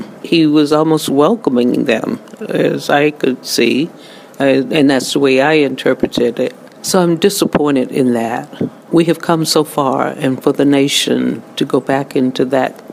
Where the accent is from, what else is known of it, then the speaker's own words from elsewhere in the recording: the South, United States; I grew up in the South